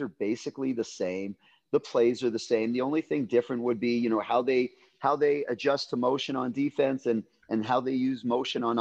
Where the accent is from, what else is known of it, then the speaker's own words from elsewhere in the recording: Canada; moved away as an adult; also born or lived in Winnipeg, Manitoba; now in California, United States; I grew up in Canada.